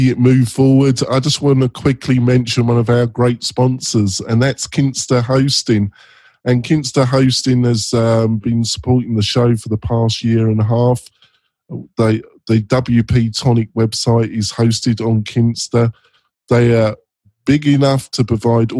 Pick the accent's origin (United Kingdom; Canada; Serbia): United Kingdom; England; moved away as an adult; now in United States; I'm English. I've lived in America now for almost 10 years